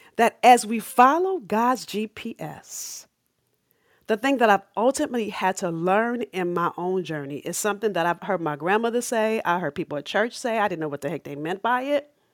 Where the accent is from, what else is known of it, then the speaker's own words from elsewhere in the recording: Los Angeles, California, United States; I'm from South Central L